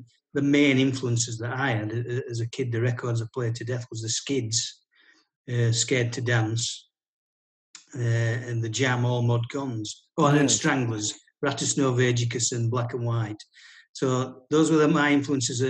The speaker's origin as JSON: {"language": "English", "town": "Wombwell", "region": "Yorkshire and the Humber", "country": "United Kingdom", "tie": "born or raised there", "said": "I was born in Wombwell, which is about 4 or 5 miles from the centre of from Barnsley town centre"}